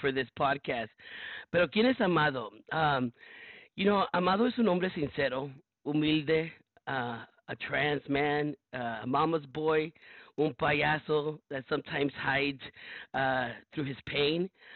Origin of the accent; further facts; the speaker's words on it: Los Angeles, California, United States; I was born and raised in South Central Los Angeles, first generation in a community of brown and black folks